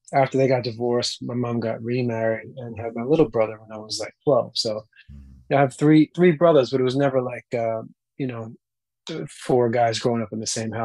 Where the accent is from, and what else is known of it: Mahwah, New Jersey, United States; born or raised there; also born or lived in Queens, New York City